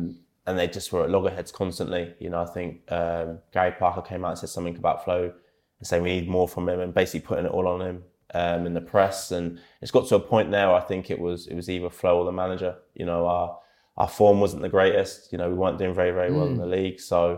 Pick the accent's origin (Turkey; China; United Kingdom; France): United Kingdom; England; I'm from England myself